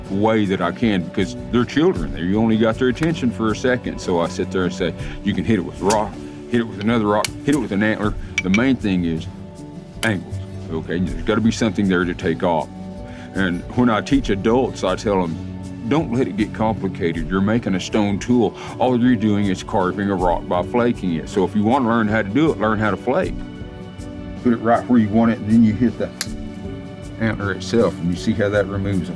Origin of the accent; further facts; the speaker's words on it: Tahlequah, Oklahoma, United States; also born or lived in Sparrow Hawk Mountain; I grew up here in Tahlequah. I was actually born just west of here on a place called Stick Ross Mountain.